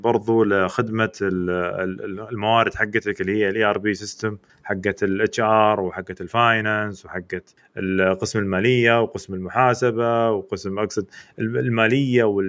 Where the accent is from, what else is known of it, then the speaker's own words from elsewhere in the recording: Saudi Arabia; عندنا في السعوديه